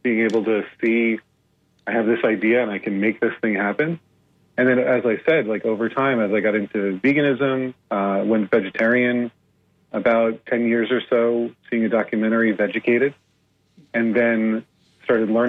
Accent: New Jersey, United States; I grew up in the East Coast of New Jersey, in the U.S., mostly New Jersey.

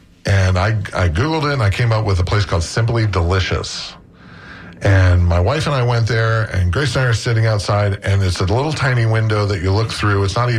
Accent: St. Petersburg, Florida, United States; I grew up in St. Pete, and I didn't know Cuban sandwiches when I lived in St. Pete.

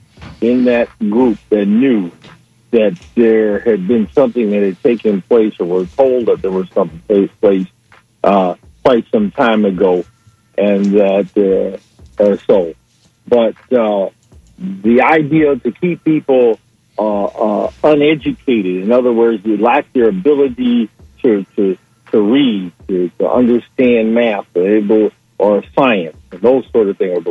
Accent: Detroit, Michigan, United States; when I was a kid and when I grew up in Detroit

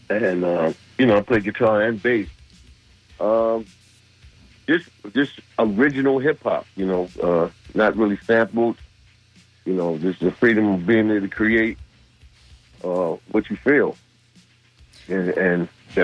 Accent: New York City, New York, United States; also born or lived in Harlem / Queens; I was born in the Bronx.

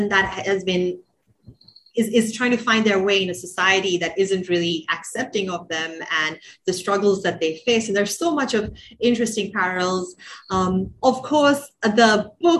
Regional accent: Sri Lanka; moved away; also born or lived in Bay Area; growing up in Sri Lanka, and I think especially sort of post-colonial Sri Lanka, you're exposed to a lot of classics

